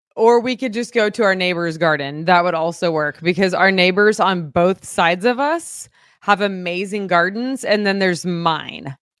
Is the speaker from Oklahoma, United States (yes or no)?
yes; Fort Gibson, Oklahoma, United States; moved away; I am from Oklahoma.